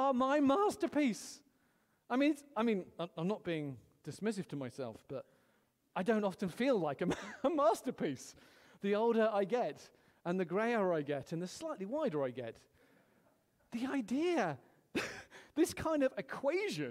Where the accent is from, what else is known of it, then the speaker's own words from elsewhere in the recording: United Kingdom; I'm British